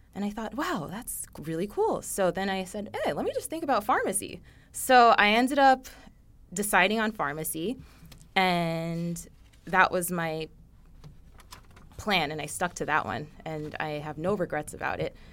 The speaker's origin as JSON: {"language": "English", "town": "Coconut Creek", "region": "Florida", "country": "United States", "tie": "born or raised there", "said": "I grew up in Coconut Creek, Florida, which is near Fort Lauderdale"}